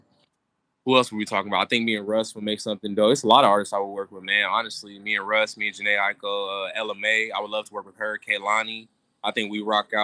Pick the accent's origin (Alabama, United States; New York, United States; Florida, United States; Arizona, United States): Arizona, United States; Phoenix; I'm born and raised, man. West Side Desert, baby. You know what it is, Phoenix, AZ.